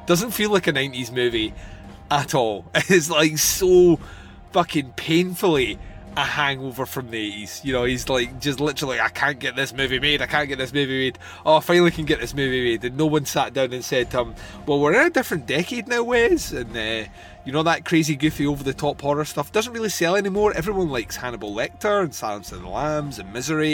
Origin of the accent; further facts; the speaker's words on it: Scotland, United Kingdom; I come from Scotland